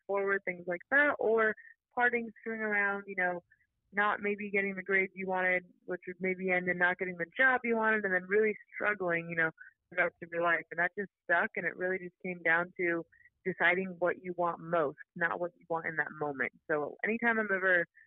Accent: San Diego, California, United States; I'm from San Diego, California

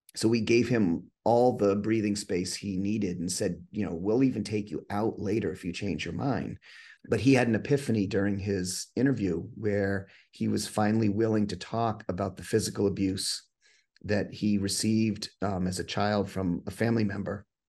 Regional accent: New Hampshire, United States; also born or lived in Massachusetts; I'm actually from New Hampshire. I grew up in Massachusetts for half my life and spent the rest here in New Hampshire

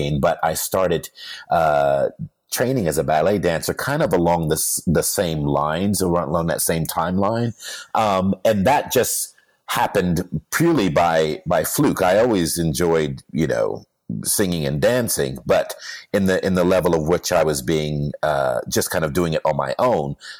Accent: Canton, Ohio, United States; first language English; also born or lived in New York / Hamburg, Germany / London, England; now in Los Angeles, United States; I was born in Canton, Ohio.

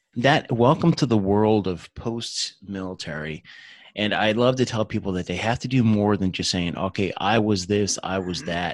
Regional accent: New Jersey, United States; moved away; I'm from Jersey originally

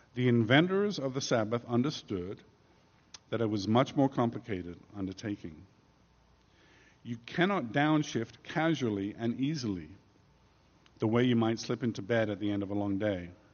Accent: England, United Kingdom; moved away as an adult; also born or lived in New York; now in United States; as an Englishman

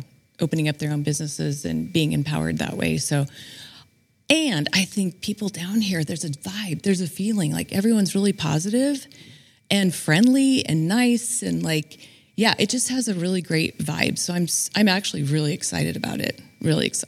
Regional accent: Bella Vista, California, United States; My parents moved here in 1972, and I was raised in Bella Vista

